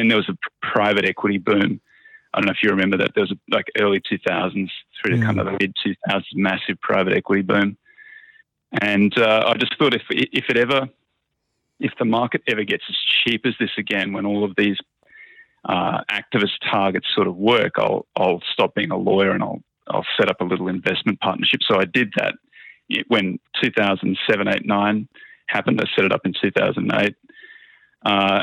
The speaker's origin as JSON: {"language": "English", "country": "Australia", "said": "I'm Australian."}